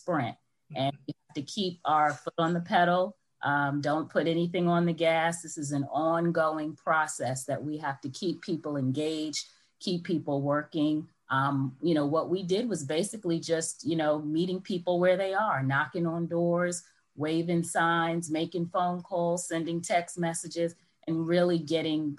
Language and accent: English; New York, United States; accent: New York; moved away as an adult; also born or lived in Syracuse, New York; now in Atlanta, United States; I'm actually originally from the Northeast. I'm a New Yorker, if you can't hear the accent